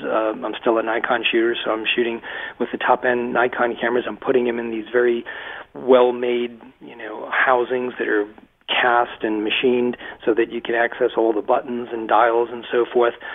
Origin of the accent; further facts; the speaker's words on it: Massachusetts, United States; moved away as an adult; also born or lived in Rhode Island; now in Maine, United States; I spent my entire life uh, in Massachusetts in a little textile mill town about uh, 35 miles west of Boston